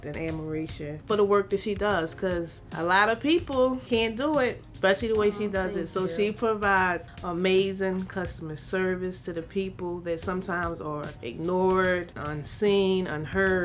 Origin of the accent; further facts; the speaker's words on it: Philadelphia, Pennsylvania, United States; I'm from South Philly, but I've been in North Philly for a minute now. I went to school in Philly